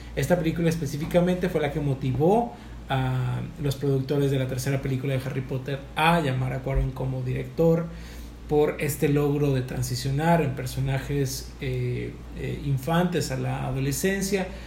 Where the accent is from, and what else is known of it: Mexico